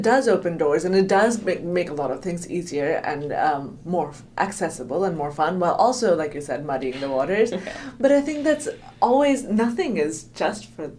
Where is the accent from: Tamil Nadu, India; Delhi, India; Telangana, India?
Delhi, India; moved away as an adult; also born or lived in United States; I grew up in Delhi in the 1990s